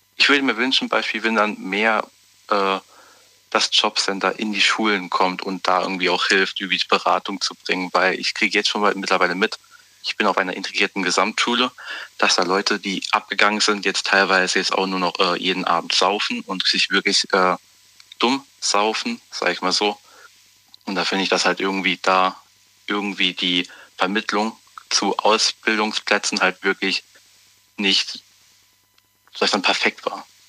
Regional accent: Zweibrücken, Rhineland-Palatinate, Germany; ich bin aus Zweibrücken, Rheinland-Pfalz

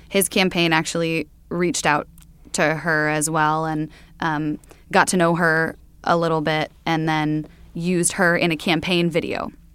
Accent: Sioux Center, Iowa, United States; moved away; I'm from Sioux Center, Iowa, um, which is way up in the northwest corner.

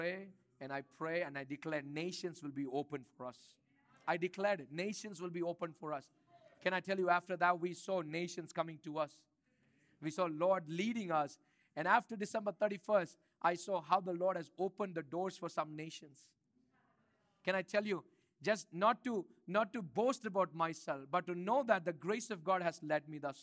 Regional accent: India; moved away; I grew up in India

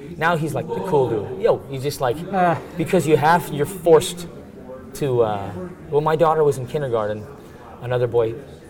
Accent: United States; moved away as an adult; now in Israel; because I'm American, I'm a believer

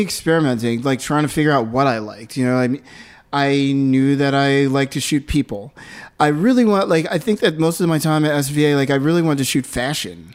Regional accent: Philadelphia, Pennsylvania, United States; now in New York City, United States; I was born in Philadelphia

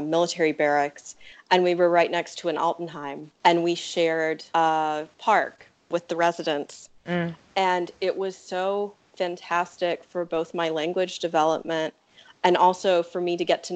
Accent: United States; also born or lived in Weimar, Germany; I was also one of, I think, 6 Americans registered in Weimar

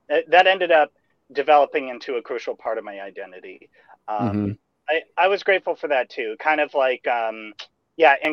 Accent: Bay Area, California, United States; I, grow I grew up, in the Bay Area.

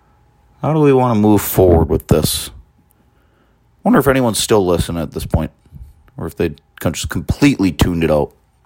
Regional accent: United States; You know, I'm an American through and through

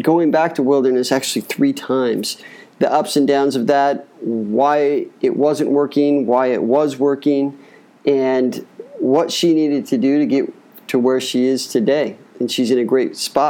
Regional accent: Utah, United States; I'm a Utah boy

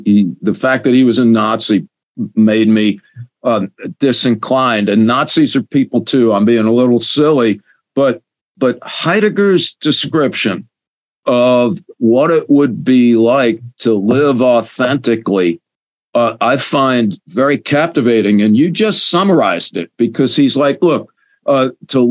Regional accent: United States; I grew up in America

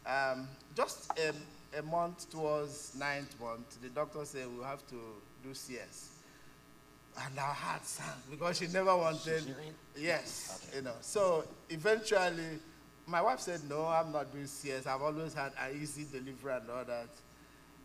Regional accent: Nigeria; moved away as an adult; now in Canada; So, we are immigrants. We immigrated from Nigeria

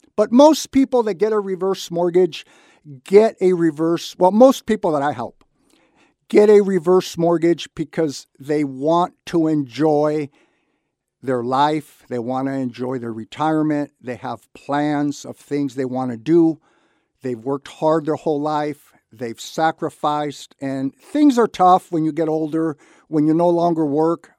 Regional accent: Santa Barbara, California, United States; I was born and raised in Santa Barbara. I was lucky enough to grow up here

